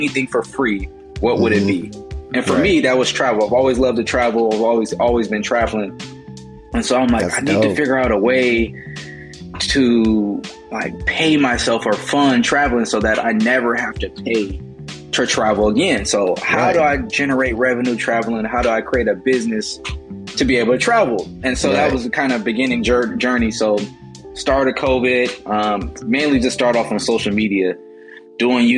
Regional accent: Richmond, California, United States; also born or lived in Oakland, California; locally from the Bay Area, California, specifically Richmond, California

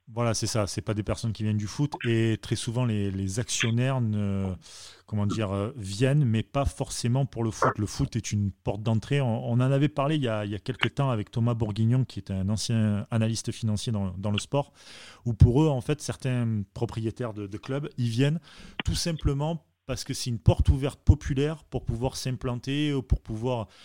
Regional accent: Marseille, Provence-Alpes-Côte d'Azur, France; je suis marseillais

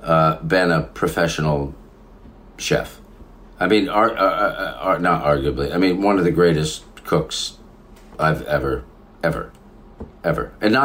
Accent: Katonah, Westchester, New York, United States; moved away; Yeah, I grew up in Cortona. It was a great place to grow up.

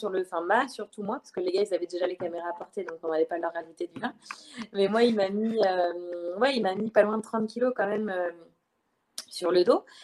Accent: Le Mans, Pays de la Loire, France; moved away as an adult; je suis originaire du Mans, donc euh, c'est pas, ça me rapproche un peu de par là-bas.

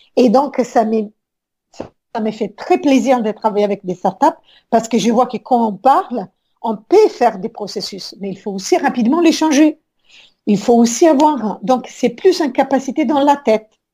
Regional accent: Rome, Lazio, Italy; French is a second language; moved away as an adult; je suis née depuis longtemps à Rome et ça fait un, bon moment, presque 25 ans que je suis sortie de l'Italie

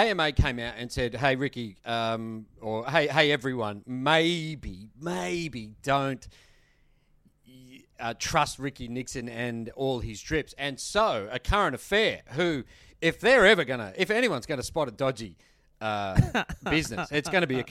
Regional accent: Australia; I'm an Aussie

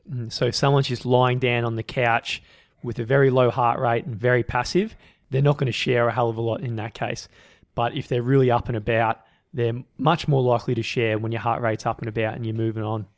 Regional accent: Australia; we're from Australia

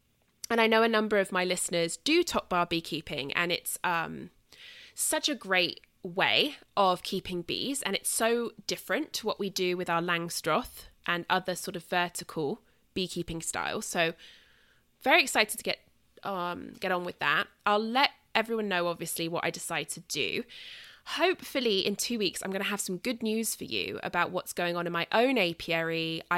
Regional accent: southern England, United Kingdom; accent: British Southern; So I will be back here in 2 weeks, nattering on at you in my British Southern accent

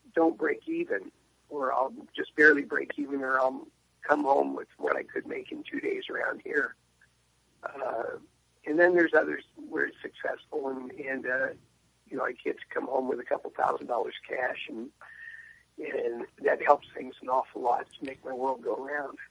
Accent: San Diego, California, United States; moved away as an adult; now in Franklin, United States; I grew up in San Diego. I've been there since 1956, and uh, uh, my dad was in the Navy when we moved there

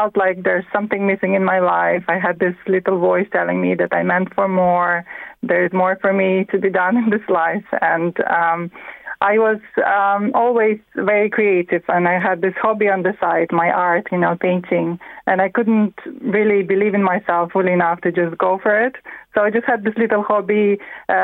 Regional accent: Latvia; English is a second language; moved away as an adult; now in County Meath, Ireland; I'm from Latvia. I live 19 years now in Ireland

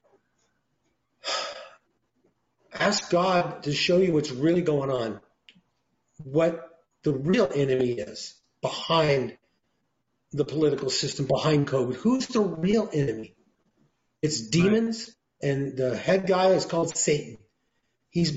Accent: Oregon, United States; also born or lived in Los Angeles County, California; now in Los Angeles, United States; I'm from Oregon. I live down here.

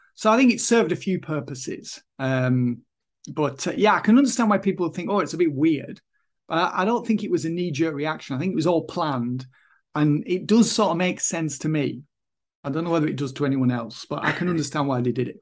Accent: Kendal, North West England, United Kingdom; it was the only job i could get anyway in kendall my hometown at the time

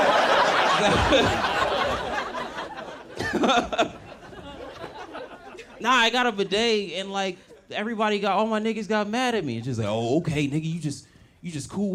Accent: Los Angeles, California, United States; I'm from Los Angeles, born and raised

